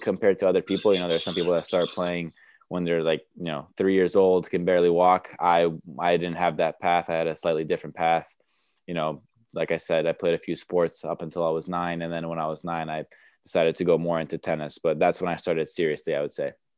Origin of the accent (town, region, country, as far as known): New York, United States; born or raised there; first language Romanian; English is a second language; moved away; also born or lived in Romania / Chicago / Bradenton, Florida